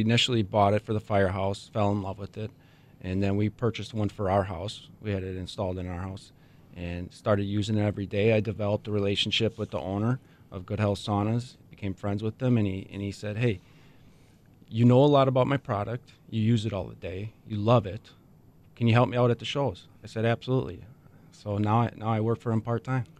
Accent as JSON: {"language": "English", "town": "Racine", "region": "Wisconsin", "country": "United States", "tie": "born or raised there", "also_born_or_lived": "Hales Corners, Wisconsin / Mukwonago, Wisconsin / Oconomowoc, Wisconsin", "said": "I grew up in Racine"}